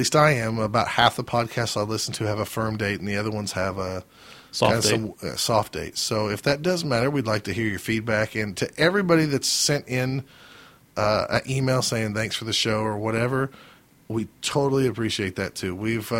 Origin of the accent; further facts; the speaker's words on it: Oklahoma, United States; Now they know we're from Oklahoma.